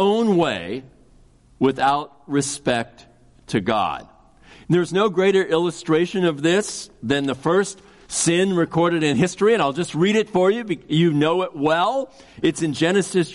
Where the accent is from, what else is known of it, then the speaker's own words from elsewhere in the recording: Kansas City, United States; I grew up in Kansas City